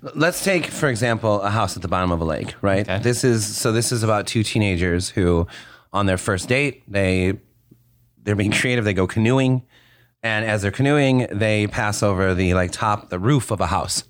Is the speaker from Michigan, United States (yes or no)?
yes; West Bloomfield, Michigan, United States; I grew up in West Bloomfield